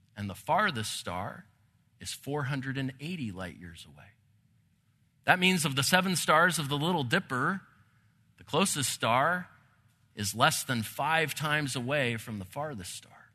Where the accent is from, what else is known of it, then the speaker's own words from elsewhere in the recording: Santa Clarita, California, United States; I grew up In Santa Clarita, not too far from Los Angeles